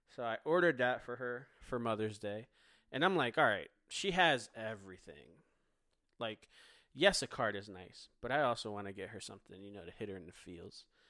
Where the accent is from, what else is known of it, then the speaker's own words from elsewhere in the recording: Philadelphia, Pennsylvania, United States; now in North Carolina, United States; I'm from Philly.